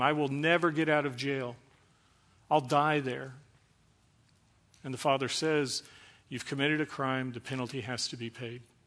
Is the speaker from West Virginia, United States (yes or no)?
no; Dallas, Texas, United States; I was born in Dallas, so I'm a first generation American. I'm a French Canadian frog, uh, from Texas